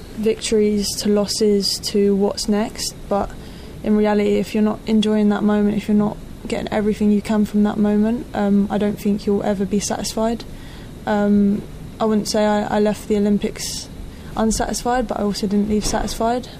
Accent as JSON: {"language": "English", "region": "London", "country": "United Kingdom", "tie": "born or raised there", "said": "back in my hometown, back in London"}